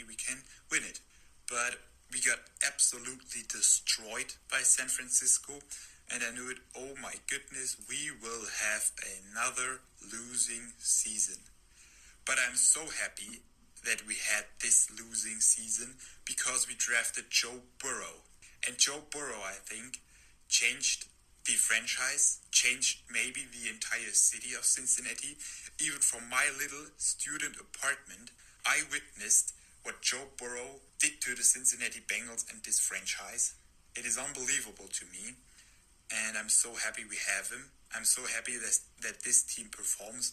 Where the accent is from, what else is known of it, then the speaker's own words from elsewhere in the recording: Germany; English is a second language; And here in Germany, I have a little Instagram page